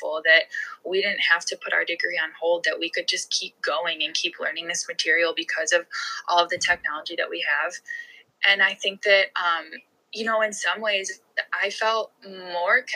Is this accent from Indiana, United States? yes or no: no; Chicago, Illinois, United States; I'm from the Chicago area.